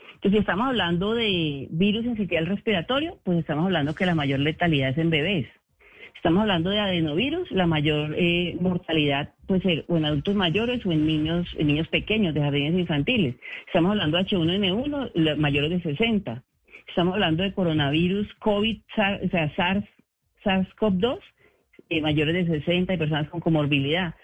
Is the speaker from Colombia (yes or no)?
yes; Colombia; como colombianos